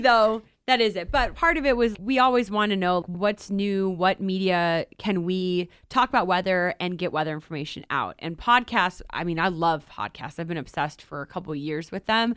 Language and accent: English; Cleveland, Ohio, United States; I grew up in Cleveland